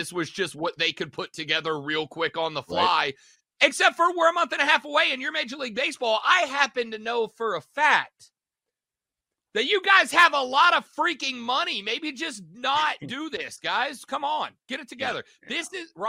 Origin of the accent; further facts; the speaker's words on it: Southeast, United States; One of my favorite things, I'm a Braves guy. I grew up in the Southeast. Everybody who grows up in the Southeast is a Braves fan.